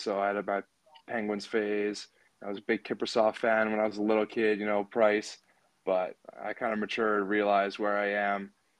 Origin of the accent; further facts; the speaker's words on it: Edmonton, Alberta, Canada; Yeah, I'm from Edmonton. Grew up here my whole life. Went to school in Edmonton. So, yeah, oil country till I die.